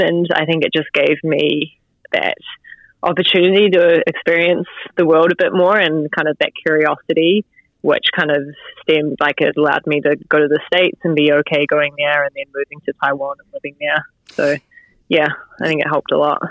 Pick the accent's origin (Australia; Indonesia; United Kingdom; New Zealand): New Zealand; Stillwater, West Coast; I grew up uh, just outside of Greymouth, so 15 k's out in the place called Stillwater